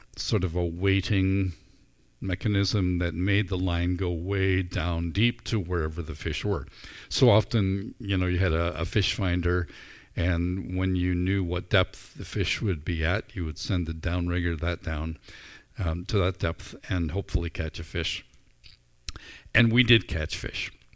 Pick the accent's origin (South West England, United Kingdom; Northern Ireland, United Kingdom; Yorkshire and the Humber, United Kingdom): Northern Ireland, United Kingdom; moved away as an adult; also born or lived in Vancouver, Canada; now in Canada; I grew up in Northern Ireland